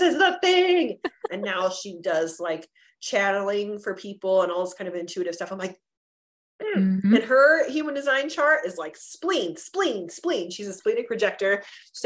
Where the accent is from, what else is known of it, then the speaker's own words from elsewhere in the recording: Southern California, United States; moved away as an adult; now in Colorado, United States; We actually grew up about 30 miles away from each other in California, like in Southern California.